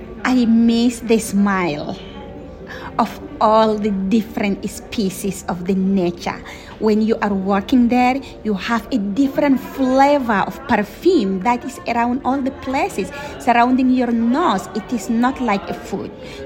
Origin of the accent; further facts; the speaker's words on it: Chad; I'm from an indigenous community that call it Mbororo Pastoralis. I am from Erawan Lake, Chad.